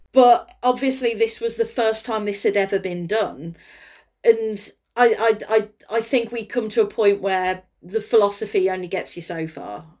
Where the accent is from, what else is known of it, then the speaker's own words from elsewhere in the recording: Kidderminster, West Midlands, United Kingdom; my hometown